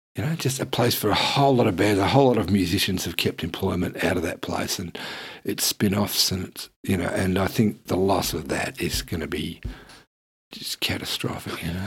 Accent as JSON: {"language": "English", "town": "Geelong", "region": "Victoria", "country": "Australia", "tie": "born or raised there", "moved": "yes", "lives_now": "Melbourne, Australia", "said": "I live here and not in Geelong. You know, because I grew up in Geelong"}